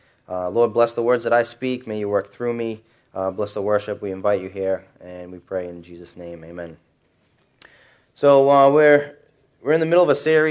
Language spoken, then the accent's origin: English; Revere, Massachusetts, United States; And so I'm automatically cool because I'm Italian. I grew up in Revere, so I'm automatically tough.